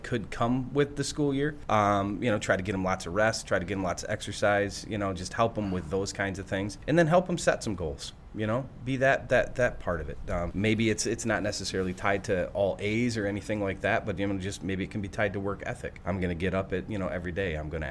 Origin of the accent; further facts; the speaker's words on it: Greenville, Michigan, United States; So I'm from Greenville